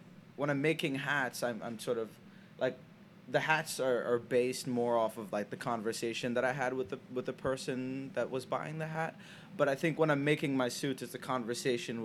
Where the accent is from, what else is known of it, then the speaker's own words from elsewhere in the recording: Senegal; now in United States; I grew up in Senegal, West Africa